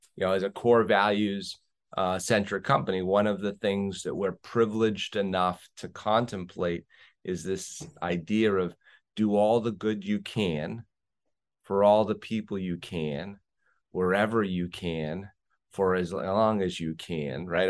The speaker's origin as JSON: {"language": "English", "region": "New England", "country": "United States", "tie": "born or raised there", "moved": "as an adult", "lives_now": "Las Vegas, United States", "said": "I grew up in New England"}